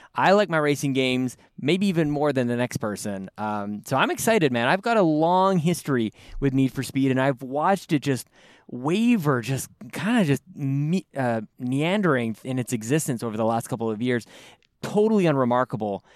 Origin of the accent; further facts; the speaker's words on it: Canada; Joel and I are, we're both Canadian